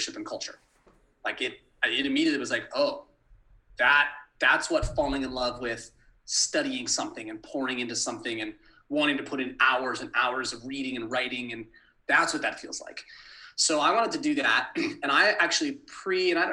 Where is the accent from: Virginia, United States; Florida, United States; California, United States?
California, United States; Manhattan Beach; moved away; my hometown of LA in Manhattan Beach